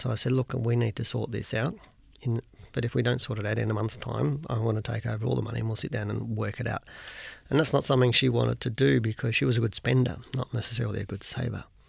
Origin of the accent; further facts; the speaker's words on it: Australia; as an Australian